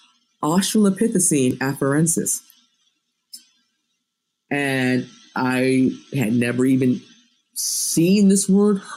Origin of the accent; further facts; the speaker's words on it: United States; I was born in the United States. I was raised in America